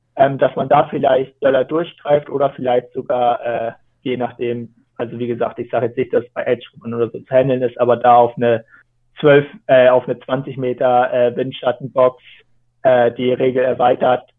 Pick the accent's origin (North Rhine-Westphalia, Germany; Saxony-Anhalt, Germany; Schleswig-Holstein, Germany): Schleswig-Holstein, Germany; Kiel Canal area, Rendsburg; ich bin da halt aufgewachsen